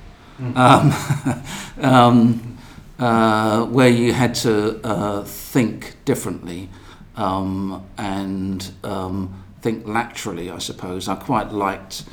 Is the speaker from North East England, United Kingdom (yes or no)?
no; London, United Kingdom; also born or lived in Tower Hamlets, East London; I went to school in East London, but lived in Bermondsey in South London